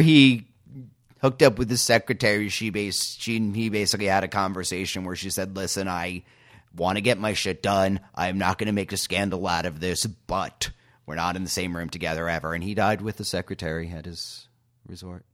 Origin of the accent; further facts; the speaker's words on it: New York City, New York, United States; now in Portland, United States; in Brooklyn, and I'm in Portland right now